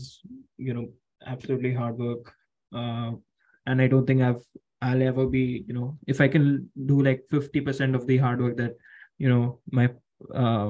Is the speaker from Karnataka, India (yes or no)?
yes; Bangalore, Karnataka, India; moved away; also born or lived in Ahmedabad, India; with my father's hard work, we moved from Ahmedabad to Bangalore. And of course, you know, education in Bangalore itself has eventually like, you know, paved the path for me to be where I am right now